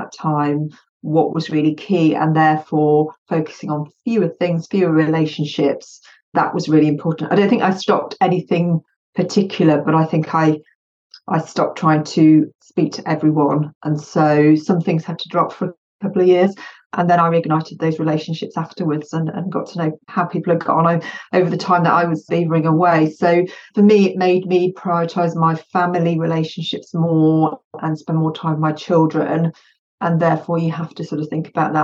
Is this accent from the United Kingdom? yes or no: yes; United Kingdom; English is a second language; I'm UK born and bred, but my family is Bosnian